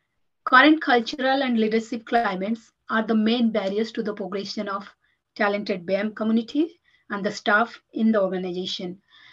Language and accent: English; India; moved away as an adult; Having been born and brought up in India, and I moved to this country 14 to 15 years back, yes.